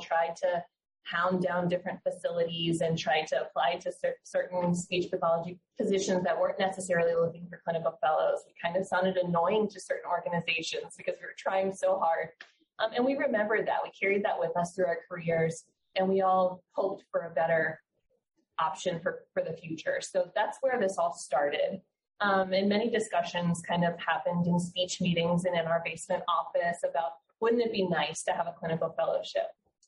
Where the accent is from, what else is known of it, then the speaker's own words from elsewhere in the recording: Fort Lauderdale, Florida, United States; now in Tampa, United States; I'm also a native Floridian. I'm from Fort Lauderdale area, actually. And I moved up to Tampa for this fellowship position.